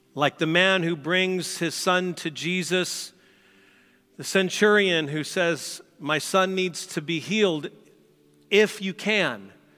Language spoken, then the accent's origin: English; St. Louis, Missouri, United States; moved away; I grew up in Saint Louis